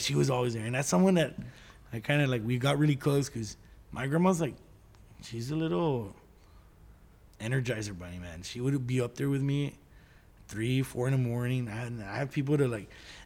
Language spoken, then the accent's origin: English; La Azteca, Texas, United States; also born or lived in San Antonio; we grew up in La Azteca.